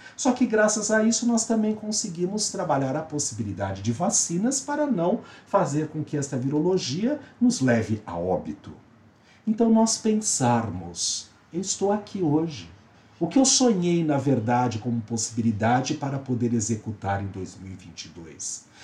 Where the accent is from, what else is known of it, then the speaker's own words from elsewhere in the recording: São Paulo, Brazil; sou paulista, paulistano, brasileiro, da América do Sul